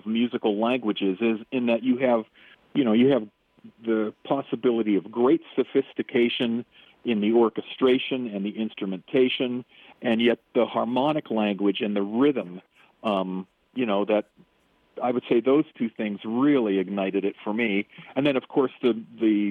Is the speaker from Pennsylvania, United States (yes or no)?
yes; Pittsburgh, Pennsylvania, United States; also born or lived in Wyoming; now in Big Horn, Wyoming, United States; I was born and raised in Pittsburgh